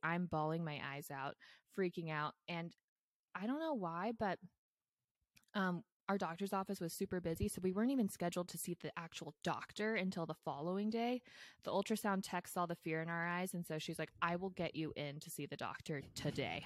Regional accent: Bay Area, California, United States; I grew up in the Bay Area.

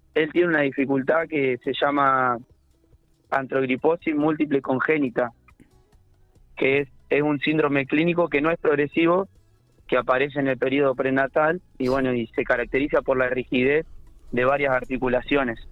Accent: General Pico, La Pampa, Argentina; Yo soy de General Pico

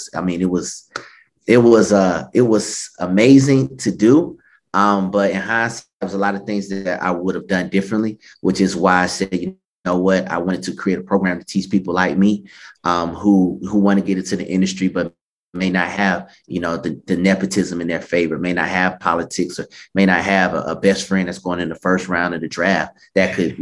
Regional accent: Stone Mountain, Georgia, United States; I'm born and raised in Stone Mountain, Georgia, which is about 15 minutes east of Atlanta.

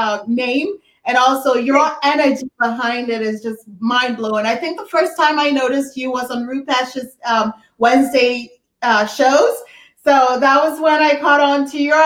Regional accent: Ghana; moved away as an adult; now in United States; I'm from Ghana. I was raised in Ghana, came to college here in the US.

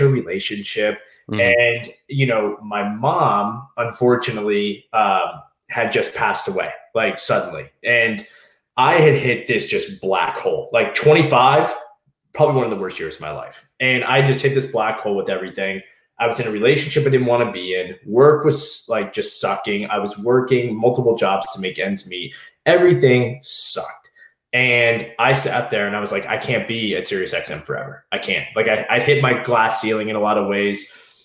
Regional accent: Southeast Virginia, United States; moved away as an adult; also born or lived in Washington, D.C.; I was from Southeast Virginia.

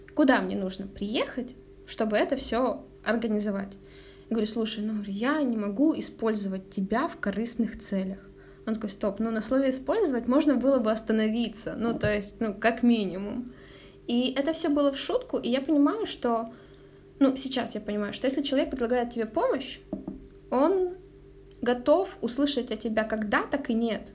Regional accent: Zaporizhzhia, Zaporizhzhia Oblast, Ukraine; moved away; Я же из Запорожья

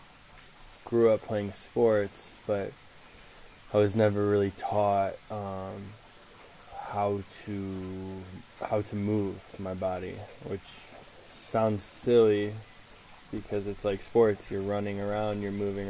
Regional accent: suburbs of Chicago, Illinois, United States; I was born in Chicago and I was raised in the suburbs of Chicago, 45 minutes north towards Milwaukee, Wisconsin

